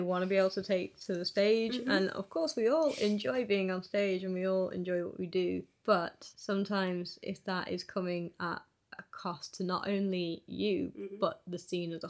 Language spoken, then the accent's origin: English; Liverpool, North West England, United Kingdom; growing up in Liverpool, obviously, I've seen a lot of unions doing a lot of positive work